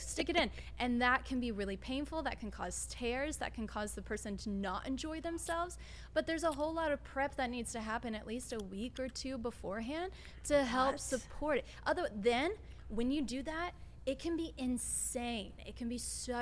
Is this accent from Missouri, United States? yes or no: yes; St. Louis, Missouri, United States; moved away as an adult; now in Los Angeles, United States; I'm from St. Louis. And it wasn't until I moved to LA 14 years ago